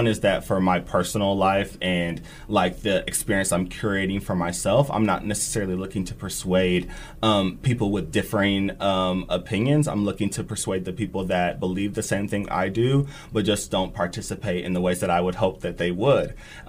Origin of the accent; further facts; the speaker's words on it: Bellevue, Nebraska, United States; also born or lived in Germany; My dad was in the Air Force, so I was born in Germany. We moved around quite a bit. But I did most of my education in Bellevue